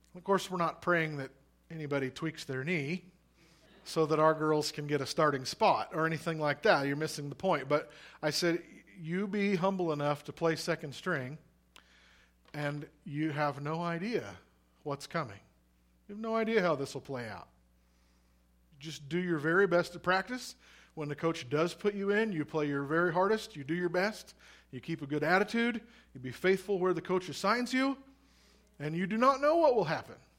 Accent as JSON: {"language": "English", "region": "Missouri", "country": "United States", "moved": "yes", "lives_now": "Oregon, United States", "said": "I'm from Missouri originally, but my mom is from Nebraska"}